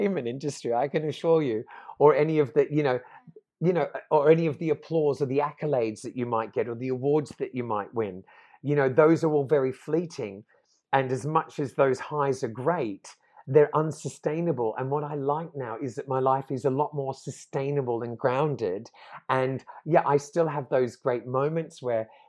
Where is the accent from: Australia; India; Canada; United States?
Australia; also born or lived in London; now in Portugal; growing up in Australia in the 80s